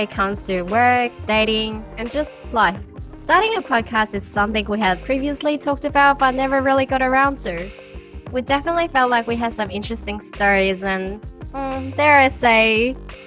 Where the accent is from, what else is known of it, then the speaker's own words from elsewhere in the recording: Australia; I grew up in Australia